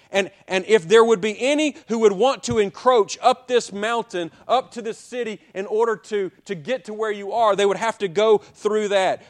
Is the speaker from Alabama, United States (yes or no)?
yes; Childersburg, Alabama, United States; moved away as an adult; I'm from Childersburg, Alabama